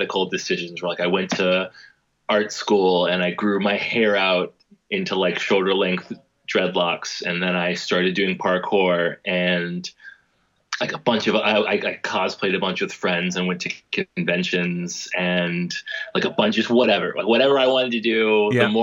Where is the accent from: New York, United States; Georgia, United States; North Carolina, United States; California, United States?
Georgia, United States; Atlanta; moved away; growing up in Atlanta